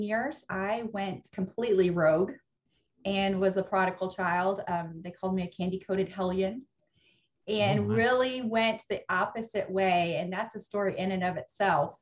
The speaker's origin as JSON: {"language": "English", "region": "Ohio", "country": "United States", "tie": "born or raised there", "also_born_or_lived": "Indiana", "moved": "as an adult", "lives_now": "Texas, United States", "said": "raised in Ohio, okay. Went to college in Indiana. And have been in Texas. So half my life, Ohio, half my life, Texas"}